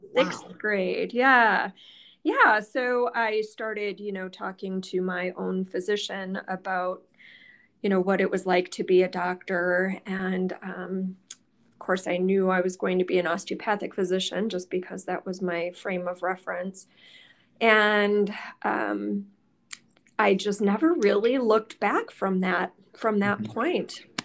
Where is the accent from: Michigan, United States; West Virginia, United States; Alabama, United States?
Michigan, United States; Mount Clemens; moved away as an adult; also born or lived in Green Bay, Wisconsin; I grew up in the Detroit area in Mount Clemens, Michigan.